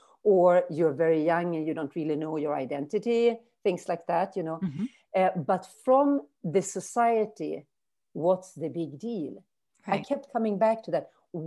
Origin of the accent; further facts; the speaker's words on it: Umeå, Västerbotten County, Sweden; English is a second language; moved away as an adult; also born or lived in New Orleans, United States / California, United States / Brazil / Germany; Umeå is my hometown where I live now